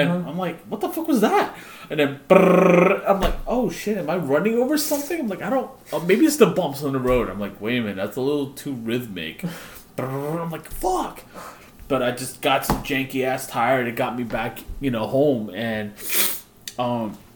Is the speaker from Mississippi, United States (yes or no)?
no; New York City, New York, United States